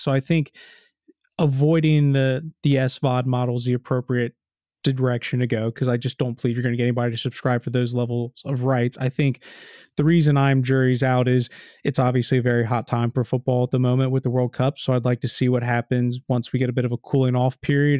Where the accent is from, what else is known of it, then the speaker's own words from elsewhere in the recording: United States; I'm American.